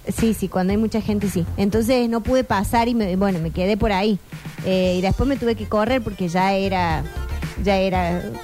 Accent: Argentina; nos define como argentinos

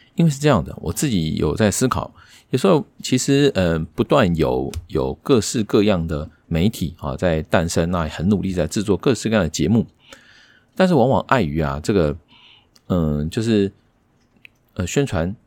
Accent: Taiwan; 我们台湾人啊，看东西还是习惯是看字幕

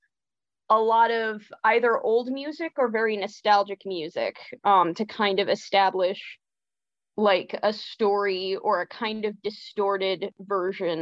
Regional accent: Illinois, United States; I was raised LDS in Illinois

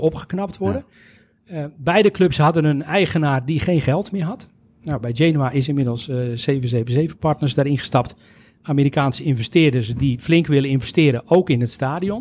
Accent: Netherlands; wij als Nederlanders

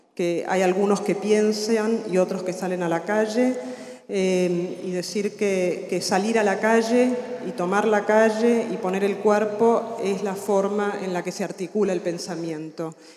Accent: Argentina; also born or lived in Berkeley, California; now in United States; soy argentina, vivo afuera hace muchos años.

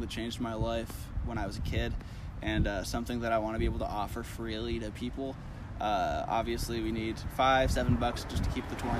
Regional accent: Kansas City, Missouri, United States; also born or lived in California; I grew up in Kansas City

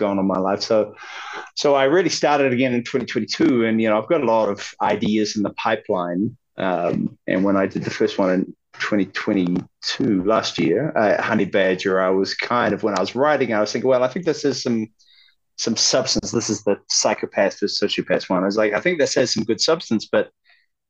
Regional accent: Auckland, New Zealand; moved away as an adult; also born or lived in Tauranga / Wellington; Auckland primarily. I was born in like Tauranga. Spent a bit of time in Wellington while I was a kid

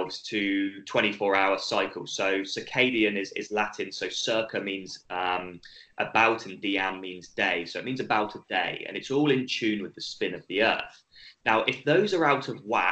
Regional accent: United Kingdom; accent: British; moved away as an adult; now in Australia; my accent's British, even though I've lived in Australia for almost 10 years now

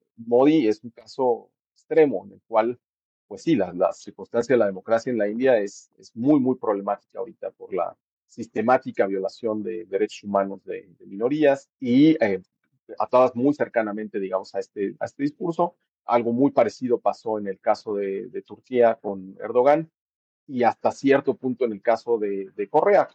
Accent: Mexico; moved away; que somos mexicanos, que estamos viviendo fuera del, país

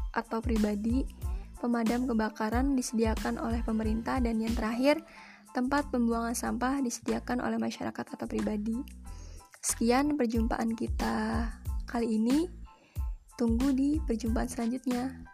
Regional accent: Wonogiri, Central Java, Indonesia; Di daerah saya, tepatnya di Wonogiri, Jawa Tengah, Kendaraan yang paling banyak digunakan yaitu bis kota

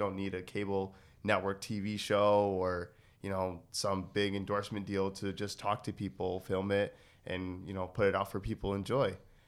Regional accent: Connecticut, United States; I'm from Connecticut, so I don't pronounce my G's at the end of my words.

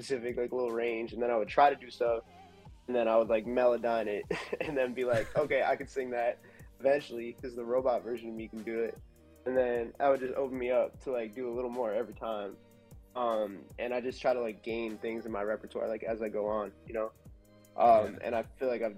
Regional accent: New York, United States; also born or lived in Philadelphia; I'm from New York originally

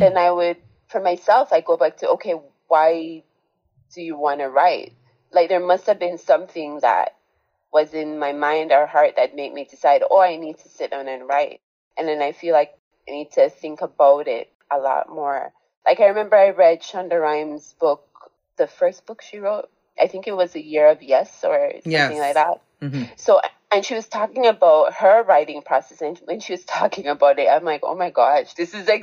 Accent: Jamaica; I was growing up in Jamaica, where I was born

